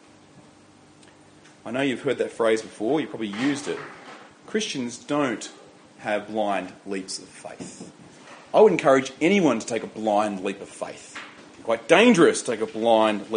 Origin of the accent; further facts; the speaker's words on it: Riverina, New South Wales, Australia; I grew up in the Riverina, it's infested by pine trees